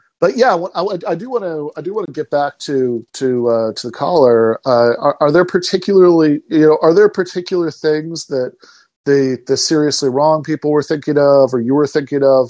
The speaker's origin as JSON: {"language": "English", "town": "East Lansing", "region": "Michigan", "country": "United States", "tie": "born or raised there", "said": "I grew up in East Lansing, Michigan"}